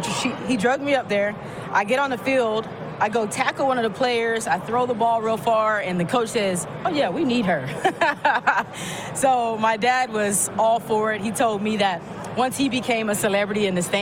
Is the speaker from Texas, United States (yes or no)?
yes; Dallas, Texas, United States; also born or lived in West Virginia; I actually got that name from playing tackle football when I was 11. Born in West Virginia, but raised in Dallas. I'm a military baby.